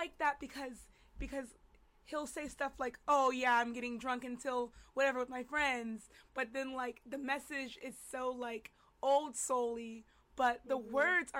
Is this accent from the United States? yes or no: yes; North Carolina, United States; I'm from North Carolina.